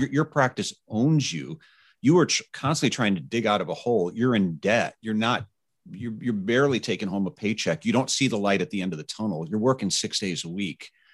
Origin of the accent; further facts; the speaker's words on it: Indiana, United States; my home state of Carmel, Indiana